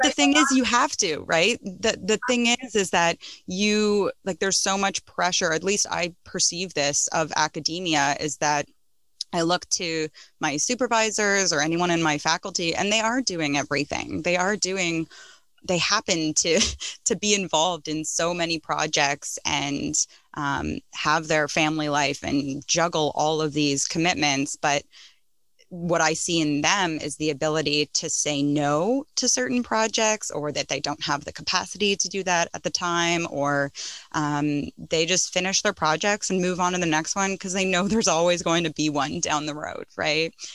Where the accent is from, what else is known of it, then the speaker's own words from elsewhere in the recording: Toronto, Ontario, Canada; moved away; I grew up in North York